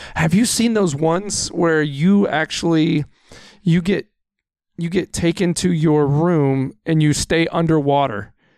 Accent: Texas, United States; now in Wisconsin, United States; I was born and raised in Texas

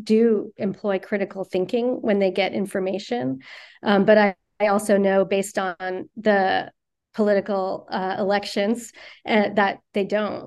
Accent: Virginia, United States; now in New York City, United States; growing up in Virginia

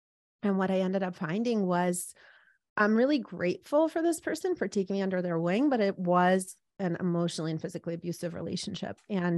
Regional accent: East Coast, United States; But I guess I was thinking, I grew up on the East Coast.

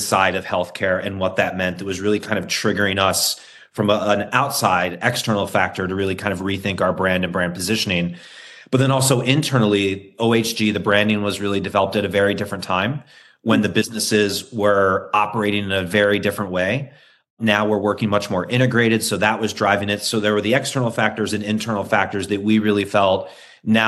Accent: New York, United States; I'm a New Yorker and I'm an American

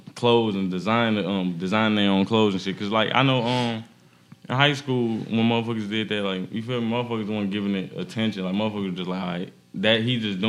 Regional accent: Gary, Indiana, United States; I'm from Gary, Indiana

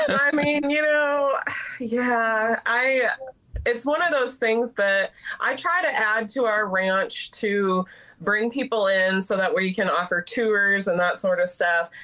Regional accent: Alaska, United States; now in Texas, United States; growing up in Alaska, we had chickens

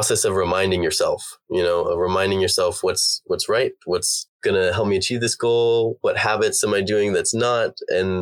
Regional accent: United States; we're both American

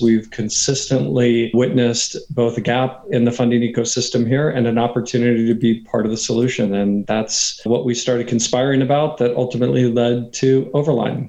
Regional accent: Katy, Texas, United States; moved away as an adult; also born or lived in New York; So I'm from Texas. I'm from what used to be a small country town outside of Houston that now, thanks to uh, urban sprawl, is really a suburb of Houston called Katy, Texas

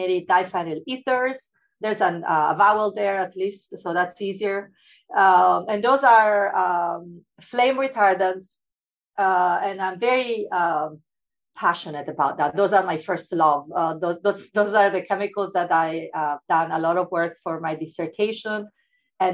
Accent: Italy; moved away as an adult; I come from Italy

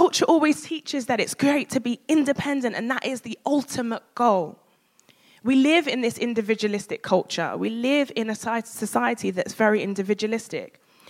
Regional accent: Nigeria; because I'm a Nigerian woman.

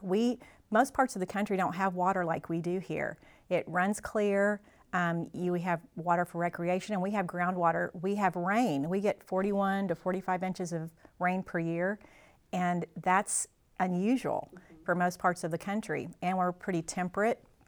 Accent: Mountain Grove, Missouri, United States; moved away as an adult; I grew up in Mountain Grove and graduated from here

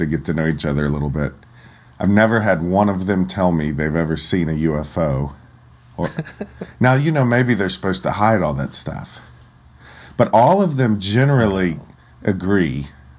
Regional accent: Ohio, United States; I was born in Ohio

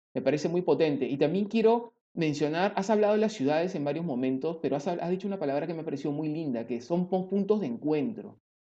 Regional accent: Peru

